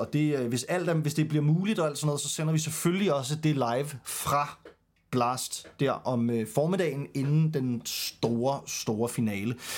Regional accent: Denmark; for os som danskere

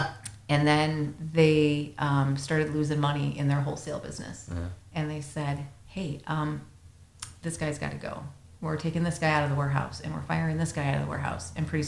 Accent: Minnesota, United States; Everyone I meet is like, oh, you're from Michigan? Yeah, how's the snow up there? I'm from Minnesota.

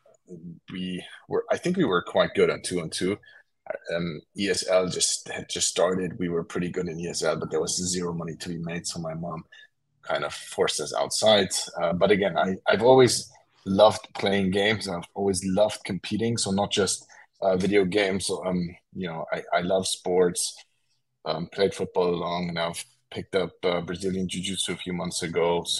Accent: Germany; I was born and raised in Germany

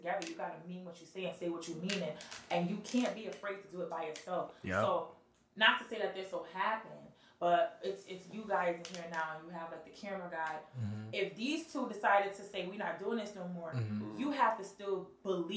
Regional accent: Bridgeport, Connecticut, United States; I'm really from Bridgeport

